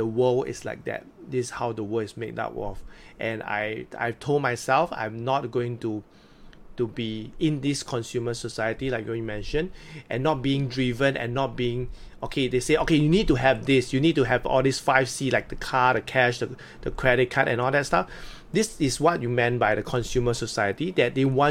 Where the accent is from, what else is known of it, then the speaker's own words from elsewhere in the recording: Singapore; I'm not Singaporean